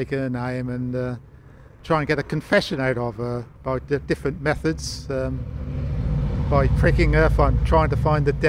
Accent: Manningtree, East of England, United Kingdom; Growing up in Manningtree, it was brilliant for me. I had a lovely childhood. I was born in the old Packet Hotel, which was an early 15th century building.

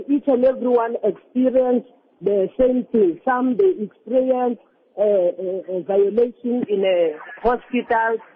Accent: South Africa

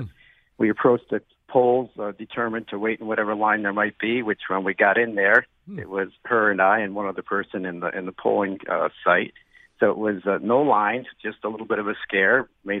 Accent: East Canaan, Connecticut, United States; I'm from the suburbs. I'm from East Canaan.

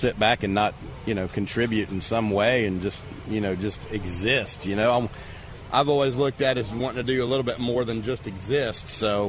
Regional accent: Jacksonville, Florida, United States; moved away as an adult; also born or lived in Tallahassee, Florida; now in Apopka, United States; I grew up in Jacksonville, went to Tallahassee

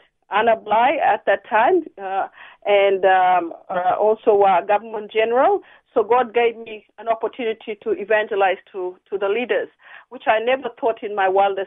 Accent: Torres Strait, Queensland, Australia; now in Brisbane, Australia; I'm from the Torres Straits

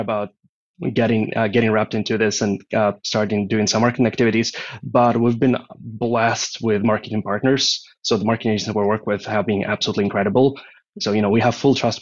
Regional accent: Ukraine; moved away as an adult; now in Austin, United States; I'm originally from Ukraine, so that was in Europe.

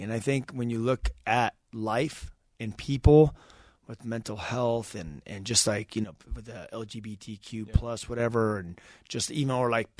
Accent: Idaho, United States; I grew up in Idaho, a little country town.

